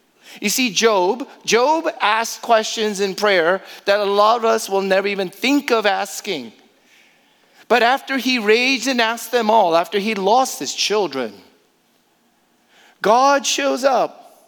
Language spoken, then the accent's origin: English; Houston, Texas, United States; in a week where my hometown of Houston was devastated by Harvey.